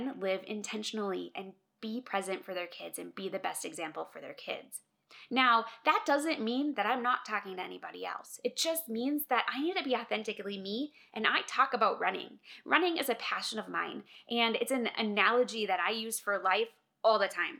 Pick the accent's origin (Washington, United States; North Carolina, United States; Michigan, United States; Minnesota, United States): Minnesota, United States; moved away as an adult; now in Colorado, United States; I know I'm not a Minnesotan anymore. I'm a Coloradan, but I'm a Minnesotan at heart